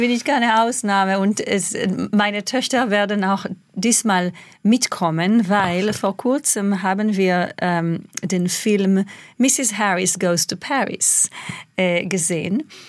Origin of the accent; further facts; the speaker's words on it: Israel; German is a second language; moved away; also born or lived in England; ich als Kind in Israel